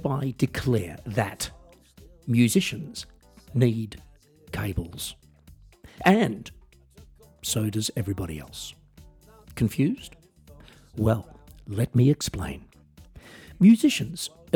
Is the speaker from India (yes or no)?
no; Australia; moved away; I am an Australian musician, singer-songwriter, comedian, and coffee enthusiast, and I also work as a piano entertainer in Europe